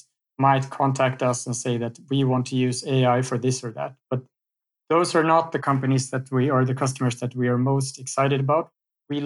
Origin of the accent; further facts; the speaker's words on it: Sweden; I'm from Sweden